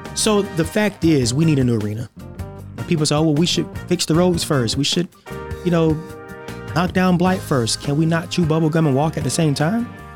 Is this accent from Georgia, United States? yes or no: yes; Augusta, Georgia, United States; I was born and raised in Augusta